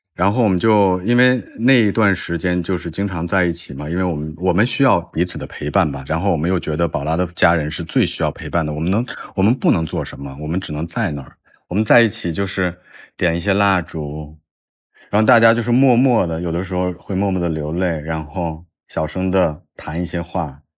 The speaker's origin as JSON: {"language": "Chinese", "country": "China", "said": "我们中国人说杀人偿命"}